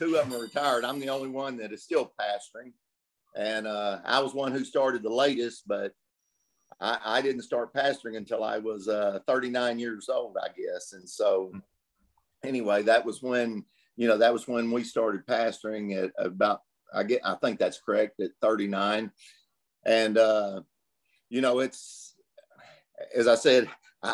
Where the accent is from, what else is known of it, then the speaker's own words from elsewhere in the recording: Des Arc, Arkansas, United States; I was born in Des Arc, Arkansas, a little town of, my whole life